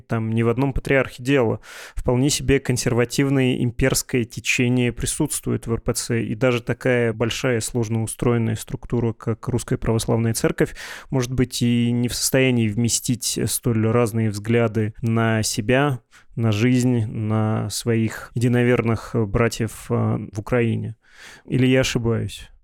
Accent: Urals, Russia; moved away; В моем родном городе на Урале, в небольшой деревянной церкви

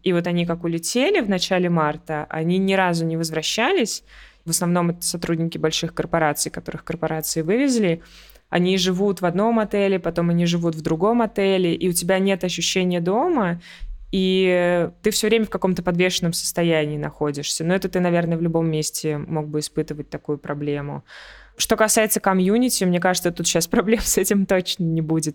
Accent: Russia; moved away as an adult; now in Dubai, United Arab Emirates; я из России

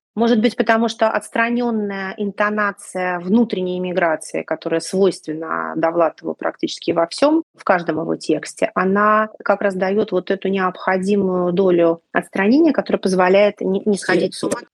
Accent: Moscow, Russia; moved away; also born or lived in Saint Petersburg; я москвичка, да. Но поскольку потом моя какая-то часть моей сознательной жизни прошла и сформировала меня как личность в Петербурге

